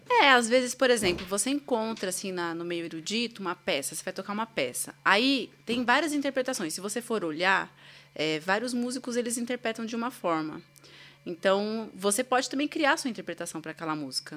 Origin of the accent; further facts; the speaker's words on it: São Paulo, Brazil; eu sou de São Paulo, né? Nasci aqui. E desde criança eu tive uma educação musical